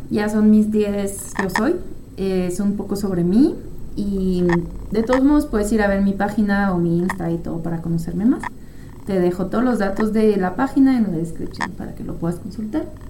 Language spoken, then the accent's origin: Spanish; France; moved away as an adult; also born or lived in United States; now in Chihuahua, Mexico; Yo soy francesa, pero pues ya tengo 10 años viviendo aquí en México, en Chihuahua. Pero todo el resto de mi vida pues lo viví en Francia.